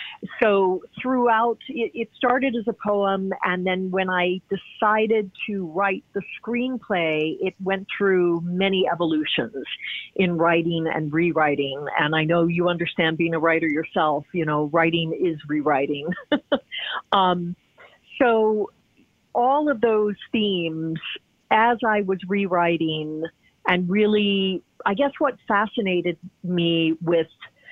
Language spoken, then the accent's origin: English; Midwest, United States; But Storm Chaser, growing up in the Midwest, of course, I did experience, thankfully, I was never caught up in a tornado.